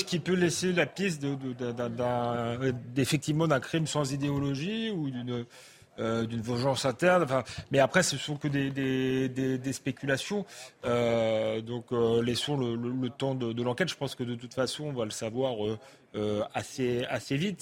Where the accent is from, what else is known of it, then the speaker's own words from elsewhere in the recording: France; en tant que Français